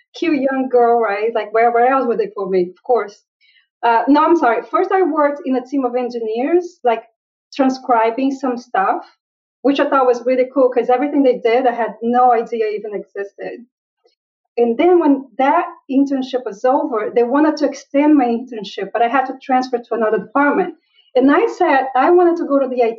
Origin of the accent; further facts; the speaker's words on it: Brazil; now in United States; When I was growing up in Brazil, there were no computers anywhere in my radius